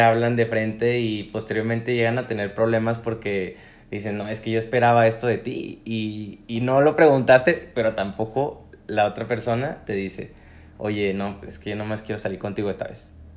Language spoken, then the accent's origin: Spanish; Comarca Lagunera, Mexico; soy activista lagunero